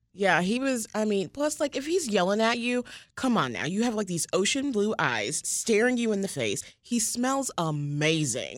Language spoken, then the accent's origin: English; the South, United States; moved away; also born or lived in Indianapolis; how I was brought up from the South